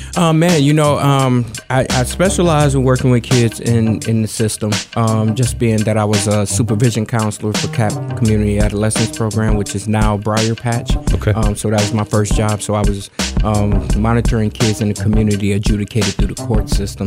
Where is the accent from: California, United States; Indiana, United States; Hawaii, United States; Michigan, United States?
Indiana, United States; Gary; now in Madison, United States; I come from Gary, Indiana come through a lot of poverty, man. Lived in a house with no heat, no water